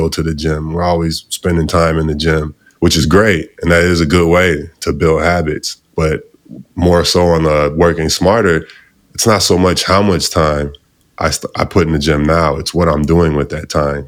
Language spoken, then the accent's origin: English; outside Chicago, Illinois, United States; I'm outside from Chicago. Uh, grew up out there, still live there now with my family